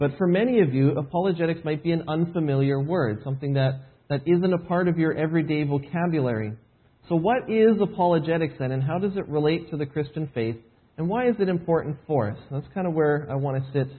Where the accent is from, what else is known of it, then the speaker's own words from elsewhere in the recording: Edmonton, Alberta, Canada; moved away as an adult; now in Shawnee, United States; Home is originally Edmonton, Alberta. That's where I was born and raised